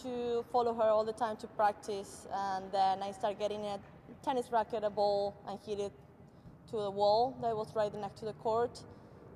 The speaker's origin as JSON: {"language": "English", "region": "northern Argentina", "country": "Argentina", "tie": "born or raised there", "also_born_or_lived": "Kansas / West Florida", "moved": "as an adult", "lives_now": "United States", "said": "I'm originally from Argentina. I grew up in a small city up north in Argentina"}